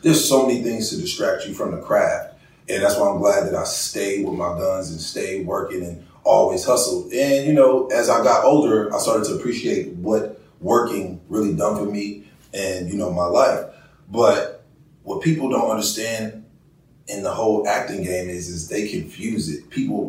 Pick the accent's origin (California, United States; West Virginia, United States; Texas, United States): California, United States; Oakland; now in Los Angeles, United States; Like, here I am. I come from Oakland, so I started out working at Home Depot.